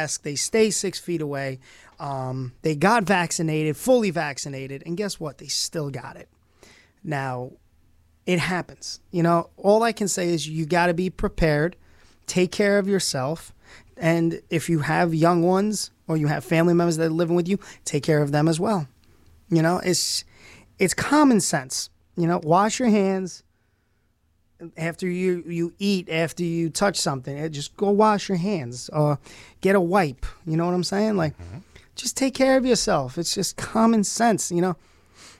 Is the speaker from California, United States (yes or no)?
no; New York City, New York, United States; moved away as an adult; also born or lived in Brockport, New York / Orange County, New York; now in Rochester, United States; I'm from Brooklyn